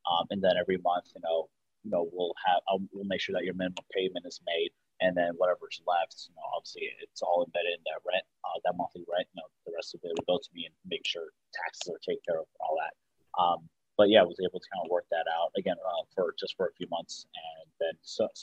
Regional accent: West Orange, New Jersey, United States; also born or lived in Washington D.C./Maryland area; now in Maryland, United States; I'm actually from New Jersey, West Orange, New Jersey originally, but I live in the D.C. Maryland area right now

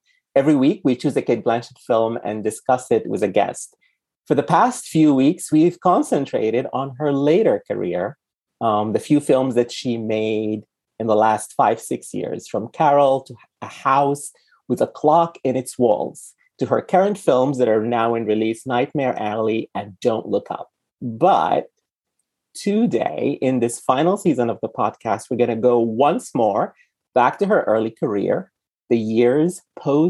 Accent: Sudan; first language Arabic; English is a second language; now in United States; I'm from Sudan, which is very far

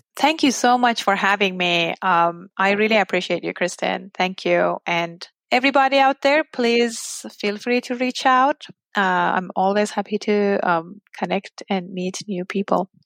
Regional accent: Iran; English is a second language; moved away as an adult; now in United States; the US and my home country, Iran

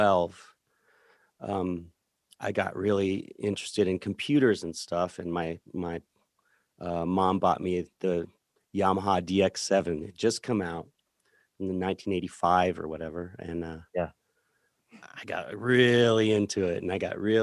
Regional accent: Center, Colorado, United States; Yeah, I'm from Center, Colorado, which is, if you know where the Great Sand Dunes are, down in the San Luis Valley, it's a big empty space, and Center is right in the middle of that space.

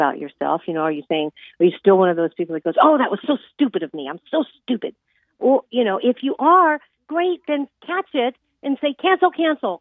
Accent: Los Angeles, California, United States; I'm from Hollywood, California

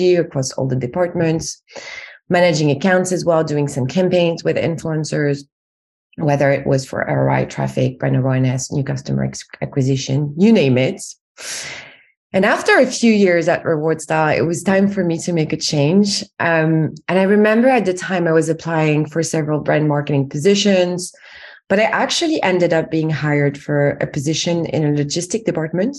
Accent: France; accent: French; English is a second language; moved away as an adult; now in United Kingdom; as you can tell from my accent, I'm actually French, but I've been based in the UK for over 10 years now

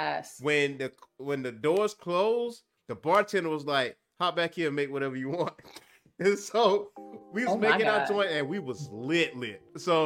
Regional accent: Lake City, United States; my hometown, Lake City.

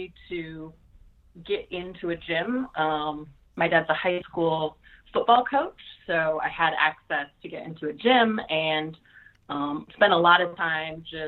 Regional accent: Dillon, Montana, United States; also born or lived in Idaho; now in Fresno, United States; growing up in Montana, there's not a lot to do.

